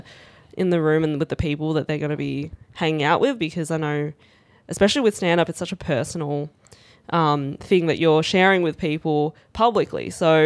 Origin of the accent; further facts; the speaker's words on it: Australia; if I have to choose any day of significance, I'm Chinese Australian. Yeah. So 26th of Jan. It is our national day.